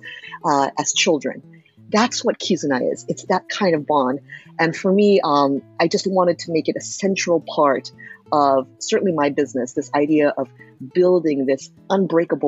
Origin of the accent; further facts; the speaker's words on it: United States; also born or lived in Japan; raised in the United States